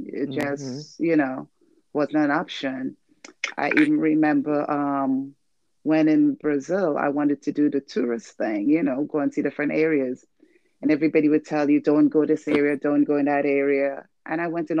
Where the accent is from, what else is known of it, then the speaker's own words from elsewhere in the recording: Trinidad & Tobago; moved away as an adult; also born or lived in Venezuela; I'm a Trinidadian. I'm from Trinidad and Tobago. And when I left my country